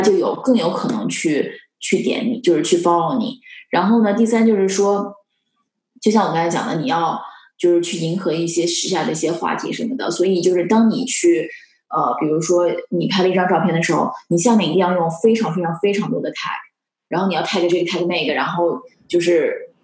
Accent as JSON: {"language": "Chinese", "country": "China", "moved": "yes", "lives_now": "Los Angeles, United States", "said": "和我们就是中国那边好"}